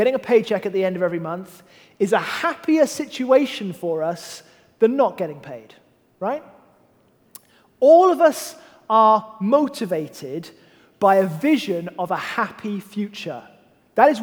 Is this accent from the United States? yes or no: no; United Kingdom; I am British and a man